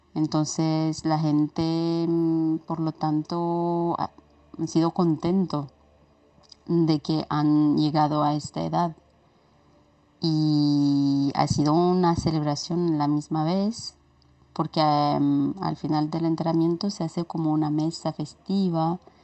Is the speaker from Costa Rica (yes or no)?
no; Romania; ¿cómo se celebra Halloween en Rumanía, en mi país?